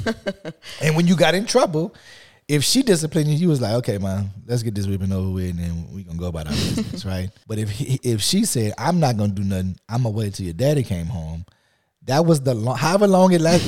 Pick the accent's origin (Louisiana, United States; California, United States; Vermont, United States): Louisiana, United States; Lafayette; I grew up in Lafayette, Louisiana